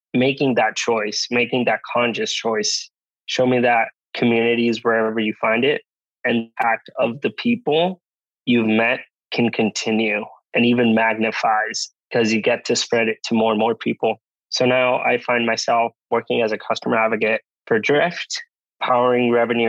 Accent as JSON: {"language": "English", "town": "San Juan", "country": "Puerto Rico", "tie": "born or raised there", "also_born_or_lived": "Rhode Island", "moved": "as an adult", "said": "being born and raised in San Juan, Puerto Rico"}